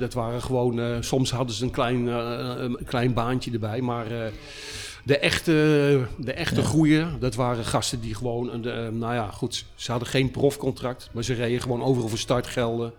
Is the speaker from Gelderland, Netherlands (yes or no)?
no; Utrecht, Netherlands; ik ben afkomstig uit Utrecht